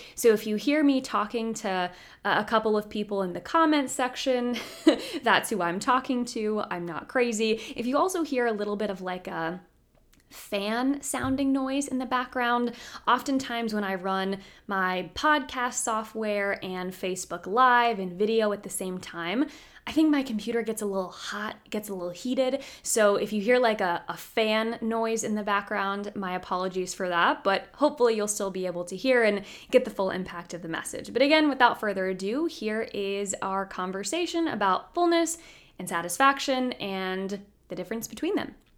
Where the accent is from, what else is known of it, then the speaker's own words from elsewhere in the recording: Roanoke, Virginia, United States; now in Washington, D.C. area, United States; I'm from the Roanoke area originally, so not too far there from Lynchburg, but now I'm in the, the DC area